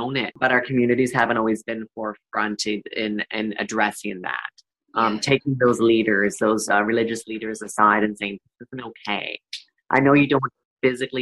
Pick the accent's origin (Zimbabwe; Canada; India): Canada; Perth-Andover, New Brunswick; I'm born and raised in Perth, Andover, New Brunswick, a small rural area